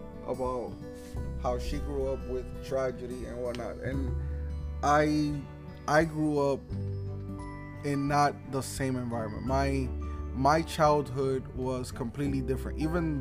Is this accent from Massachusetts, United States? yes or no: no; Newark, New Jersey, United States; I was raised in Newark. Newark was definitely not the greatest place to have a childhood.